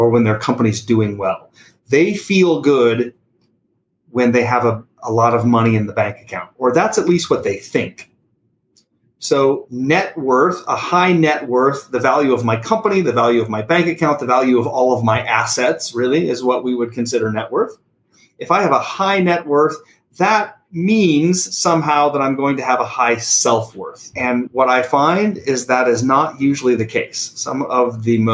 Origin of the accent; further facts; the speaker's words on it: Sargent, Nebraska, United States; also born or lived in Belgium; I grew up in a tiny little town in the middle of central Nebraska